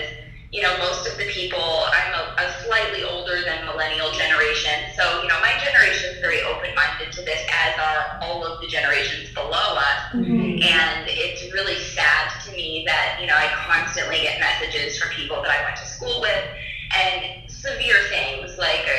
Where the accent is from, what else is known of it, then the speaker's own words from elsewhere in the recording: Nebraska, United States; I'm from Nebraska